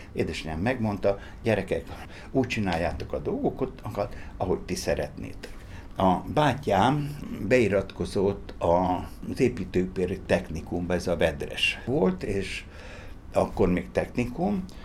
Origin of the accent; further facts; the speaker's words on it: Szeged, Csongrád-Csanád, Hungary; Tőzsgyőkeres Szegedi vagyok